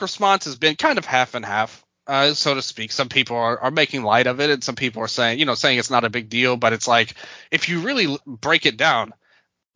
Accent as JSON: {"language": "English", "town": "Memphis", "region": "Tennessee", "country": "United States", "tie": "born or raised there", "said": "I was born and raised in Memphis, Tennessee, and North Memphis on top of it, Fraser area."}